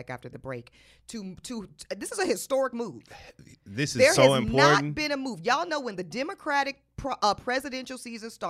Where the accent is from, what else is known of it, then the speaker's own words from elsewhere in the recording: the South, United States; and I'm from the South. It's a lot of us in the South.